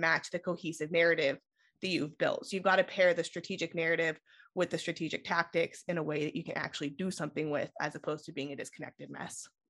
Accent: Sonora, California, United States; moved away as an adult; also born or lived in San Diego / Bay Area; I grew up in Sonora

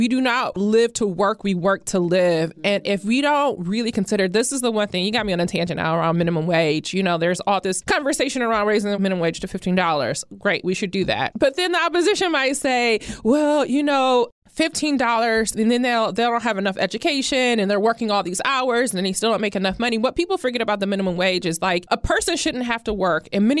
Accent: Toledo, Ohio, United States; Or the auto worker in Toledo, Ohio. My hometown.

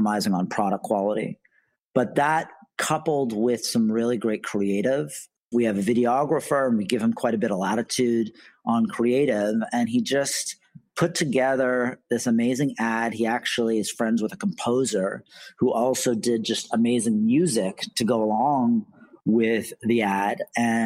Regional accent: Canada; moved away as an adult; now in New York, United States; I'm Canadian originally. I moved to New York to start the company

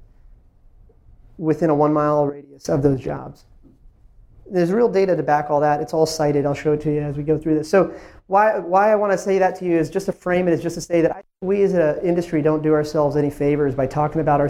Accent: Ashburn, Virginia, United States; also born or lived in India; I was an immigrant from India. I moved to a small town called Ashburn, Virginia, when I was little town of 8,000 people when I moved there

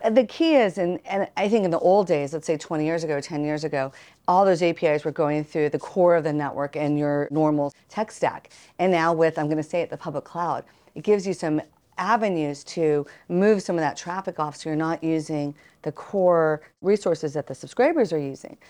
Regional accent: Austin, Texas, United States; my hometown of Austin, Texas

